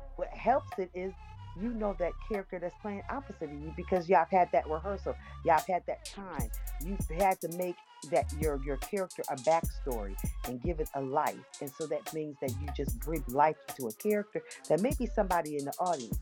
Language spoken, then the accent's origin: English; Niagara Falls, New York, United States; now in Atlanta, United States; I hail from Niagara Falls, New York, and I live in Atlanta, Georgia